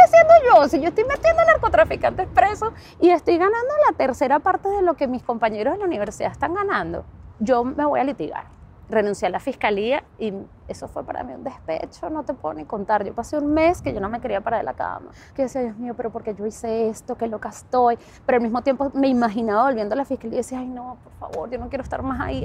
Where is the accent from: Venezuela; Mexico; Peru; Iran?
Venezuela; moved away as an adult; also born or lived in Oakland, United States; now in San Francisco, United States; Crecí en Venezuela, estuve toda mi vida en Venezuela